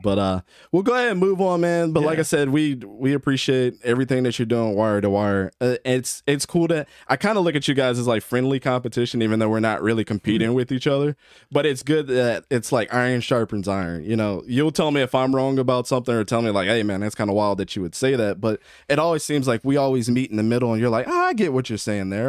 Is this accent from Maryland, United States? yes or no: yes; Baltimore, Maryland, United States; Grew up in Baltimore